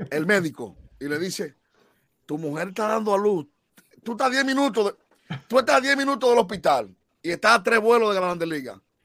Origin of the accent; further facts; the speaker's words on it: Dominican Republic; como dominicano